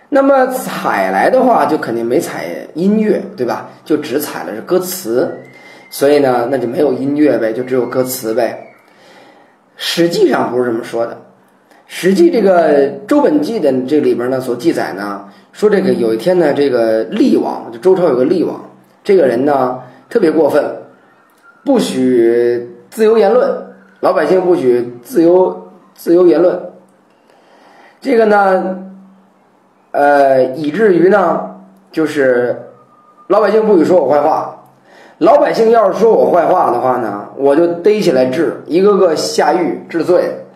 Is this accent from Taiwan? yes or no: no; China; 我们中国人